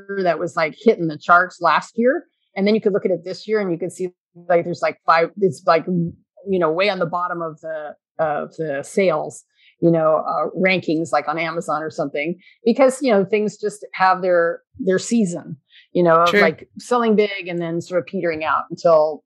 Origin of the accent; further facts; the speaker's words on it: California, United States; I grew up in California